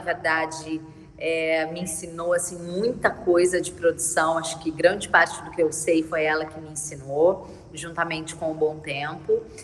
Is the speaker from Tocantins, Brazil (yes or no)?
no; São Paulo, Brazil; moved away as an adult; now in Rio de Janeiro, Brazil; eu sou de São Paulo